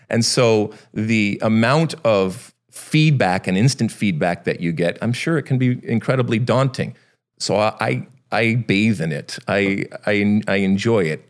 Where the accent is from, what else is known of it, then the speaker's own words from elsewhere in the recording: Michigan, United States; moved away as an adult; I grew up in Michigan, but I did not grow up on a farm